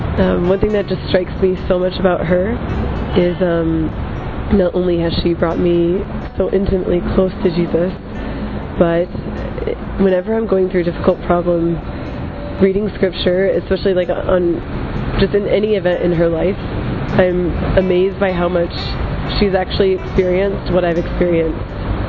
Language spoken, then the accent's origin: English; United States; moved away; I am from the United States of America, and I'm 26 years old.